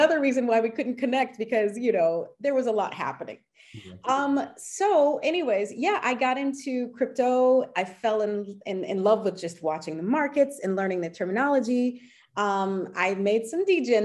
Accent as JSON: {"language": "English", "country": "United States", "moved": "as an adult", "lives_now": "Paris, France", "said": "I am American and French. I moved to Paris back in 2000"}